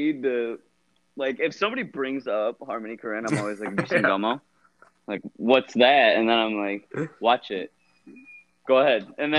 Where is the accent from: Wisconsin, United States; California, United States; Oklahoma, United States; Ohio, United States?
Ohio, United States; moved away as an adult; now in Illinois, United States; I'm from Ohio.